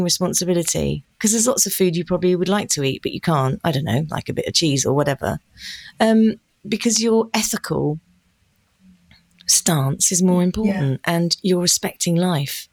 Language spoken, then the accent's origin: English; Devon, South West England, United Kingdom; I'm from Devon